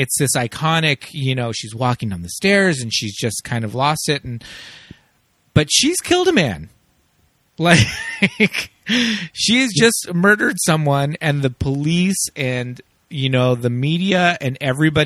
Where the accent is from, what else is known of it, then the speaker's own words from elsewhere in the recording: Los Angeles, California, United States; I'm from here